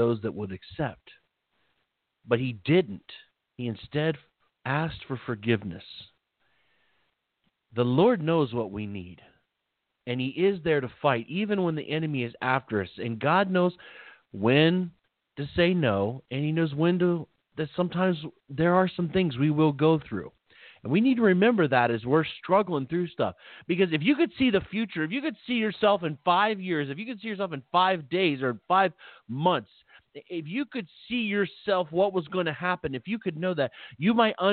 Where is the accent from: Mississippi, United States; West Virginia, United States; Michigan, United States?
West Virginia, United States; Philippi; moved away; also born or lived in Belington, West Virginia; I lived back in West Virginia at the time, and there was, we lived in a little town